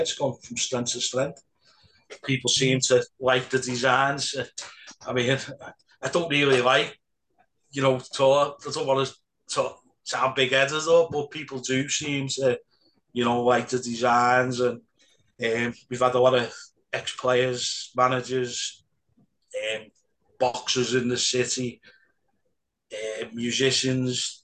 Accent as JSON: {"language": "English", "town": "Liverpool", "region": "North West England", "country": "United Kingdom", "tie": "born or raised there", "said": "I, am born and bred in Anfield"}